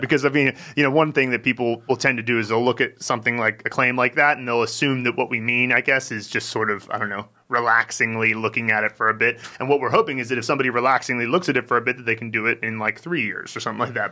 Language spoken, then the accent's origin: English; United States; moved away; I grew up in America